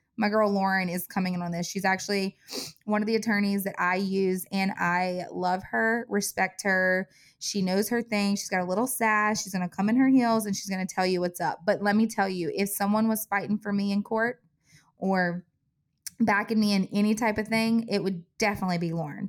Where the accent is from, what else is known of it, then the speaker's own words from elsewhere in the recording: Covington, United States; my hometown, Covington